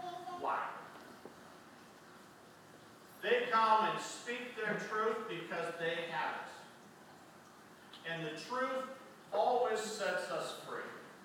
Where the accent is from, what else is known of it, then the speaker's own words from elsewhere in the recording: Canada; And I was like, "I'm Canadian."